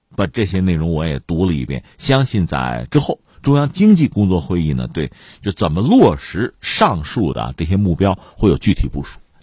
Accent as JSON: {"language": "Chinese", "country": "China", "said": "我们中国人的习惯来讲呢"}